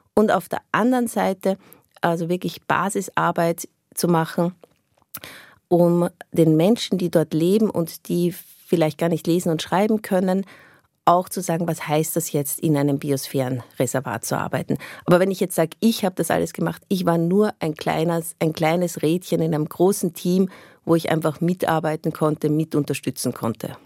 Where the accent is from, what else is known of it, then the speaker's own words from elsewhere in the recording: Austria; moved away as an adult; ich bin im, im Umkreis von Wien aufgewachsen, aber doch eher ländlich.